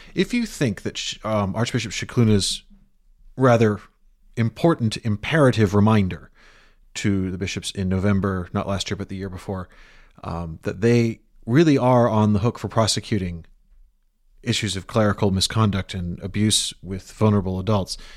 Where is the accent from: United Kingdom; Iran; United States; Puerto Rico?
United Kingdom; I am British. I have a British passport.